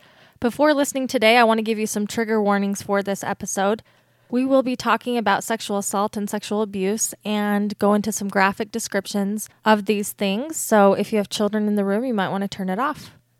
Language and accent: English; Utah, United States; accent: Utah; I have a thicker Utah accent than you do.